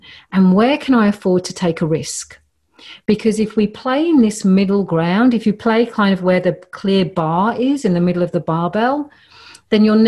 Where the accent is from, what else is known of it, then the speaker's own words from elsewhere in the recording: London, United Kingdom; moved away; also born or lived in Mediterranean; growing up in Northwest London